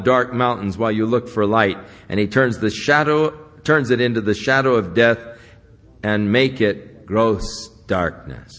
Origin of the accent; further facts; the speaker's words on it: United States; I'm from the U.S.